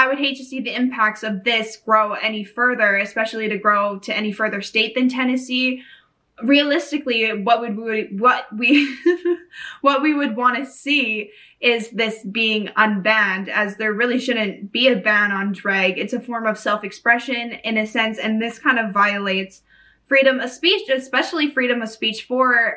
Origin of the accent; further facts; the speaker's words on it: Canada; I'm coming from Canada